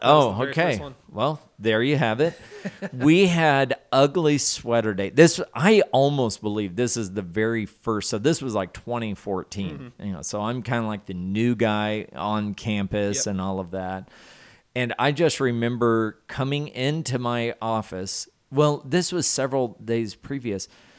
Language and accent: English; the South, United States; so since I know I'm from the South there, and I grew up with the phrase, I believe I'm very qualified to provide a technical definition for you.